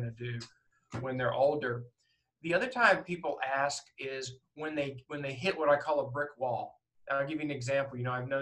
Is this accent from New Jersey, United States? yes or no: no; Northport, Alabama, United States; also born or lived in Philadelphia area, Pennsylvania; I grew up in Northport. I was in the third grade when I moved there, and I am a native of Pennsylvania. Alabama is basically home